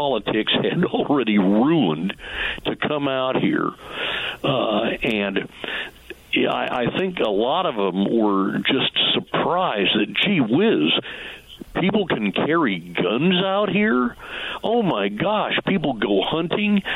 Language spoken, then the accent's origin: English; Washington, United States; When I grew up in Washington State